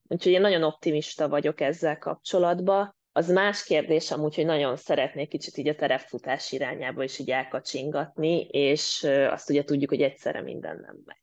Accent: Mór, Fejér, Hungary; moved away as an adult; now in Denmark; a szülővárosomban én Móról származom

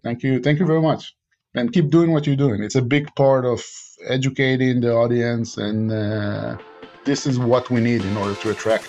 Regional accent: Israel; English is a second language; I was born and raised in Israel, and Israel is doing a lot in R&D.

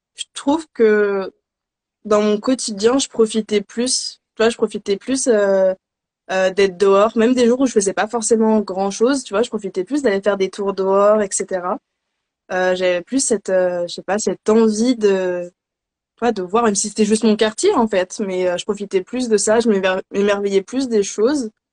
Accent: Paris region, Île-de-France, France; also born or lived in Philadelphia, United States; je suis de région parisienne

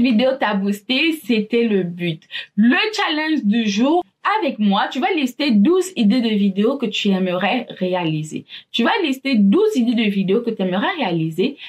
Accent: Gabon; Je suis gabonaise

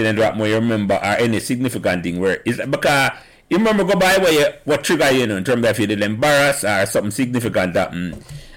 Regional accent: Jamaica; I grew up on Calbeck Avenue

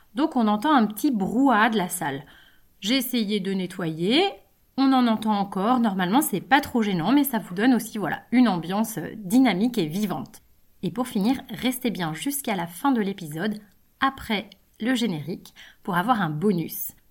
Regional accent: Brittany, France; also born or lived in Savoie (ancestry); je viens de Bretagne, j'habite à Rennes, je travaille à Rennes, je me considère comme bretonne

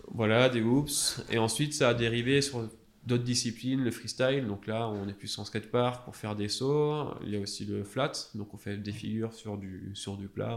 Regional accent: Alsace, Grand Est, France; moved away as an adult; moi, je suis originaire d'Alsace

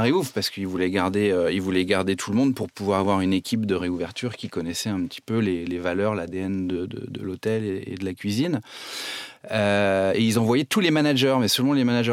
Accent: Nantes, Pays de la Loire, France; also born or lived in Saumur; je suis nantais

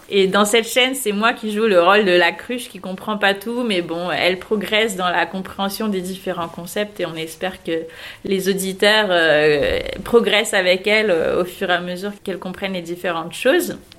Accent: south of France, France; moved away as an adult; now in Paris, France; je viens du sud de la France. Il y a une dizaine d'années, je suis venue euh, à Paris

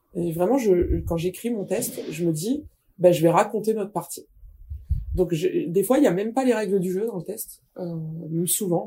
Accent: the North, Hauts-de-France, France; je suis du Nord

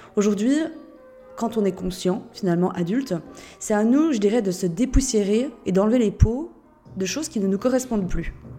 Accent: Switzerland; Je suis suisse de base. Et c'est vrai que je trouve que notre pays est merveilleux

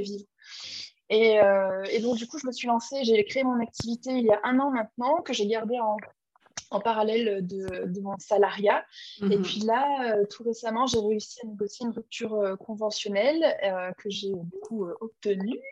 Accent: Clermont-Ferrand, Auvergne-Rhône-Alpes, France; moved away as an adult; also born or lived in Lyon; je suis auvergnate, je suis de Clermont-Ferrand, donc ma famille, mes amis, toutes les personnes que j'aime que sont là-bas

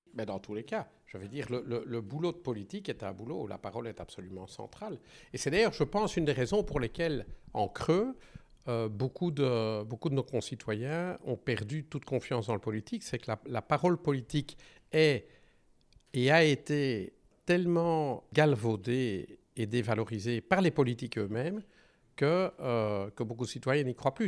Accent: Belgium; je suis belge

